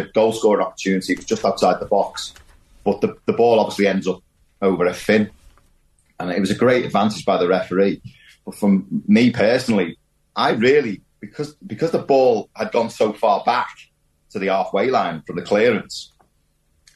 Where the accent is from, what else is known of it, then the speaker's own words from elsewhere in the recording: the Wirral, North West England, United Kingdom; I'm from the Wirral. You know, I was born there